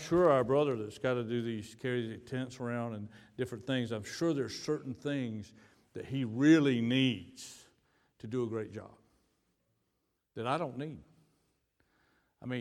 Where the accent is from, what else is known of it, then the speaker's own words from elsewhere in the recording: United States; moved away as an adult; now in Dominican Republic; We're from the United States